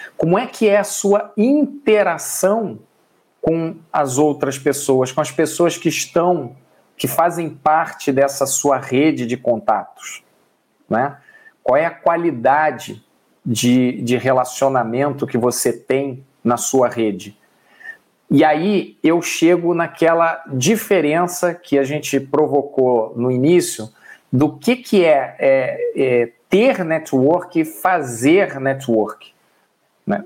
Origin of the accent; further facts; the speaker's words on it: Rio de Janeiro, Brazil; now in São Paulo, Brazil; Eu sou do Rio de Janeiro, hoje moro em São Paulo.